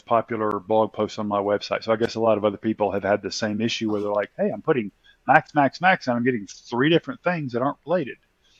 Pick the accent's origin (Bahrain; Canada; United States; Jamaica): United States; the South; as I said, I'm in America and I'm from the South. So in the South, we don't pronounce our words quite properly.